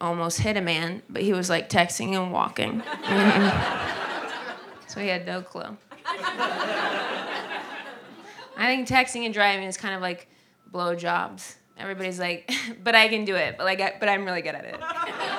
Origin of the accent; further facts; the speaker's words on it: Ohio, United States; moved away; Whenever I'm home in Ohio, I'm from Ohio